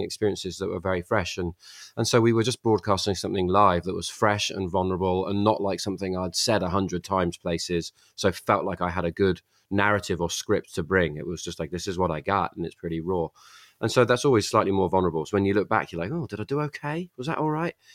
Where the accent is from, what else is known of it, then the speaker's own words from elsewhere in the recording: England, United Kingdom; I grew up touching stones that were put there ten thousand years ago and um, you know, uh, so uh, and that was a formative part of being a young kid growing up in England